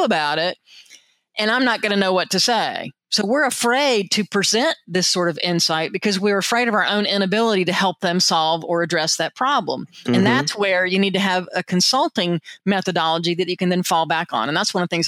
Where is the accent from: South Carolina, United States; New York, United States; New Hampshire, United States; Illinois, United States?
South Carolina, United States; also born or lived in Atlanta, Georgia; now in California, United States; I'm originally from South Carolina, so that's part of the fun as well, to be in wine country and be a redneck from South Carolina.